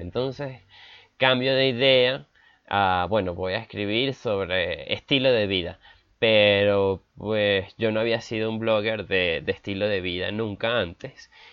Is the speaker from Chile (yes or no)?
no; Venezuela; now in Bogotá, Colombia; nací en Venezuela, pero vivo en Colombia en este momento